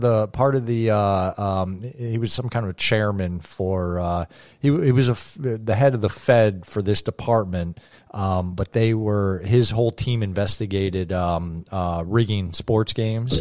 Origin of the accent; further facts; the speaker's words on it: Canada; growing up in Canada.